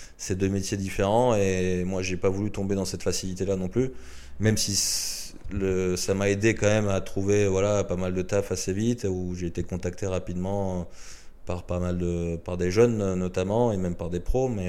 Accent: France; en tant que Français

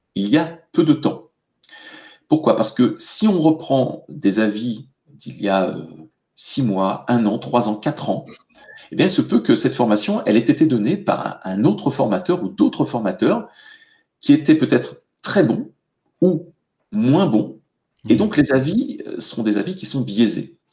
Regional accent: France; nous, en, France

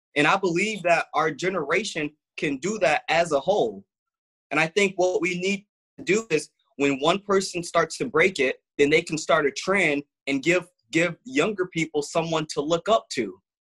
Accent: Grand Rapids, Michigan, United States; also born or lived in Muskegon, Michigan; grew up in uh, Grand Rapids, Michigan. So I was born in Muskegon, but wow. then I moved to Grand Rapids at about six years old, and I've been here ever since.

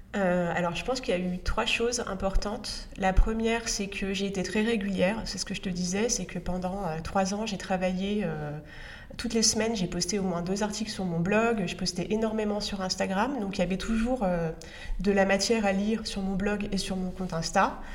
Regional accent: northern France, France; je viens d'un milieu populaire, je viens du nord de la France. Euh, mes grands-pères étaient tous les deux mineurs

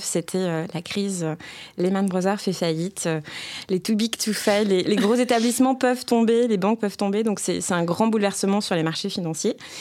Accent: Bordeaux, Nouvelle-Aquitaine, France; Je suis originaire de Bordeaux, j'en suis assez fière. Donc je dis rose, poche et chocolatine.

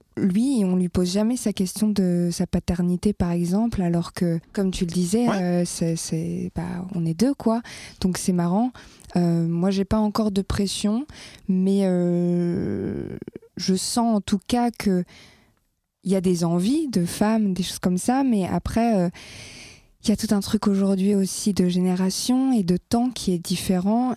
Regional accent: France; là où j'ai grandi, c'est-à-dire euh, les petits villages de France

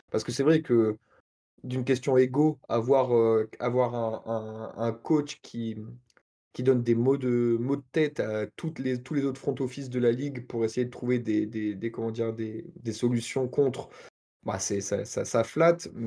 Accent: Normandy, France; c'est un peu une réponse de Normand, vu que je suis Normand

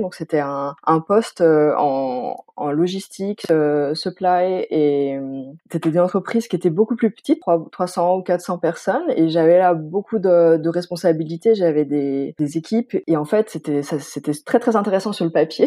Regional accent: Pont-de-Beauvoisin, Auvergne-Rhône-Alpes, France; moved away as an adult; also born or lived in Stuttgart, Germany; now in Germany; je viens originairement de Pont-de-Beauvoisin. C'est une petite ville qui est située entre l'Isère et la Savoie, donc région Rhône-Alpes

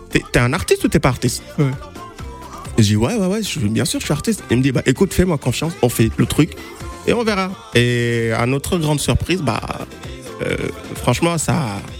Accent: Senegal; moi, je suis sénégalais

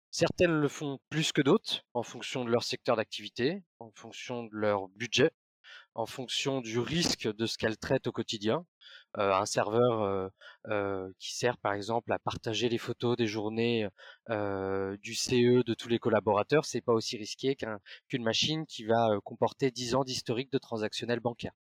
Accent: Brittany, France; parce que je suis breton, ma, grand-mère a inventé la galette saucisse.

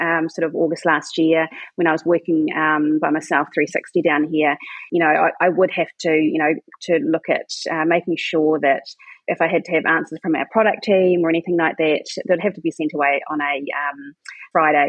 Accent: New Zealand; also born or lived in Sweden; And then I moved it down to New Zealand, where I'm from. I'm a Kiwi

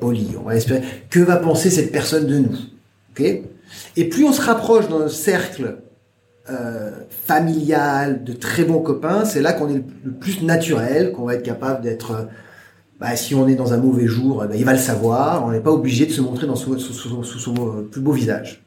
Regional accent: France; moved away as an adult; now in China; j'ai quitté la France

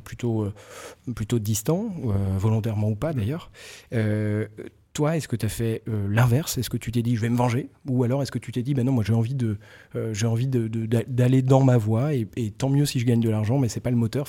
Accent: Breton, Brittany, France; moi je suis breton

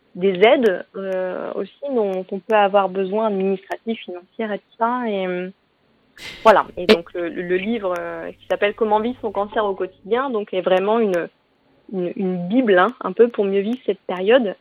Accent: Normandy, France; moved away; also born or lived in Paris region; On a quitté la région parisienne, on s'est installé en Normandie, ma région natale

